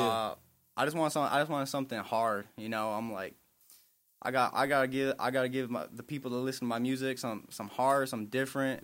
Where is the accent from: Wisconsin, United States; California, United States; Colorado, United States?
Wisconsin, United States; Milwaukee; I'm from, I'm born and raised in Milwaukee